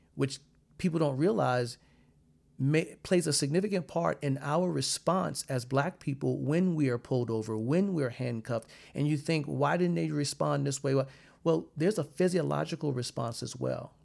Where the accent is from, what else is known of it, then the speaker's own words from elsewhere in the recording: South Carolina, United States; where I'm from in South Carolina